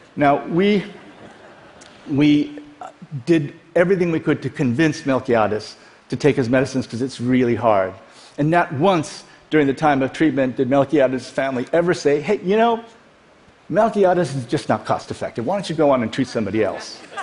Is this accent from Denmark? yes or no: no; Iowa, United States; also born or lived in South Korea / Dallas; We grew up in Iowa.